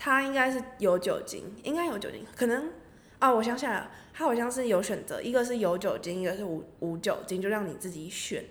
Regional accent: Taiwan; 我本身是台湾人，所以我过去之后等于是有三个文化的交流或是三个文化的冲击碰撞等等，包，就是我原生的台湾的文化

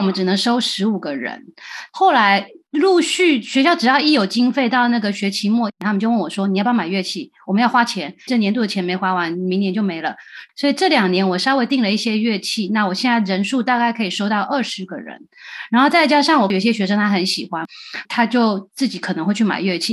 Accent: Taiwan; moved away as an adult; now in United States; 我长大在台湾当老师带乐团

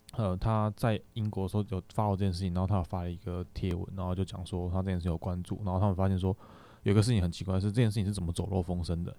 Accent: Taiwan

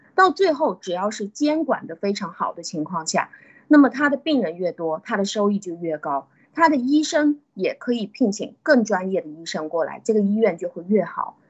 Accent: China; 我们中国人

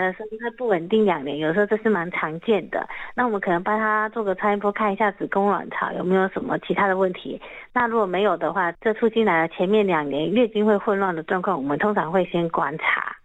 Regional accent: Taiwan; 我们台湾人

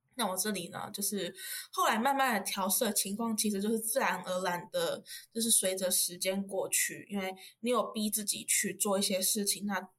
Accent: Yunlin County, Taiwan; moved away as an adult; now in Taipei, Taiwan; 目前就读台大社工二年级，然后我是云林人，北漂的小孩

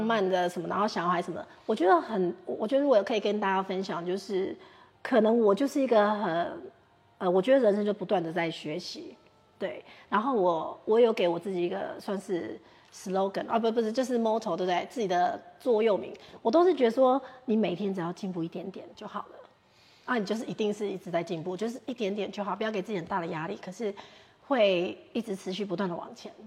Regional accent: Taiwan; 因为毕竟英国比我们台湾物价高很多

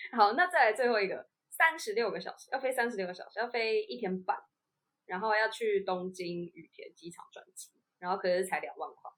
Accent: Taiwan; 我们是台湾人，那我们一定会比较想要搭国航嘛

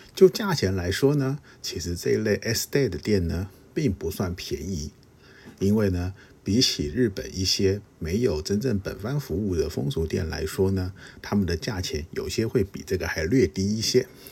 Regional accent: Taiwan; 其实我是台湾来的，我也会说中文

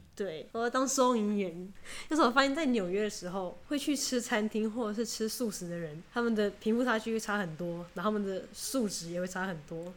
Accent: Taiwan; 跟我这种来，从台湾来的人一样

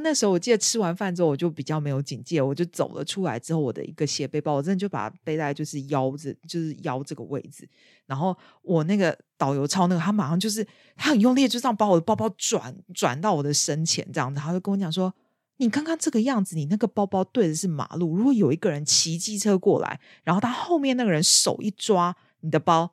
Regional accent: Taiwan; now in United Kingdom; 以我一个台湾人

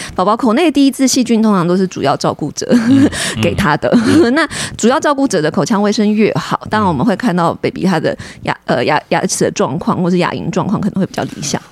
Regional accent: Taiwan; 我们台湾人

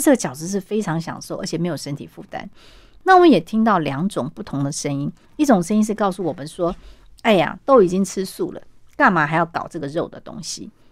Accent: Taiwan; 我们台湾人

